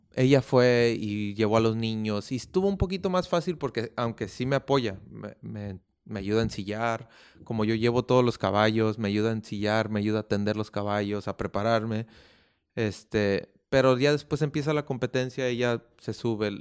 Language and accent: Spanish; Oakland, California, United States; yo también soy nacido en California, en Oakland, California